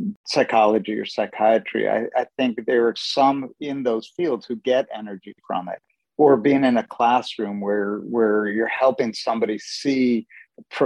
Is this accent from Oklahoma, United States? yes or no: no; San Francisco, California, United States; also born or lived in Middle East; I grew up in San Francisco and spent a lot of time in the Middle East